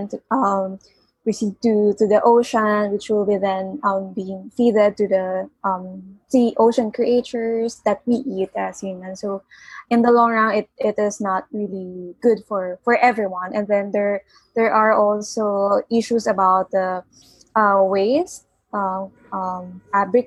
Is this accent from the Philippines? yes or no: yes; Philippines; from the Philippines